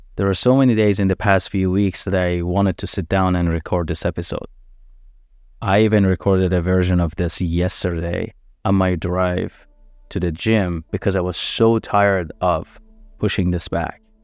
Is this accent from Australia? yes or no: no; Iran; moved away; born and raised in Iran.